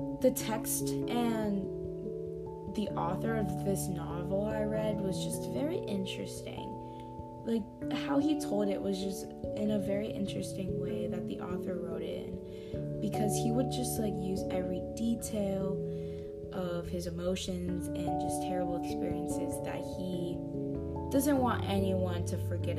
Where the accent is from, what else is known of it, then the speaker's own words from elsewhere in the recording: California, United States; I am from California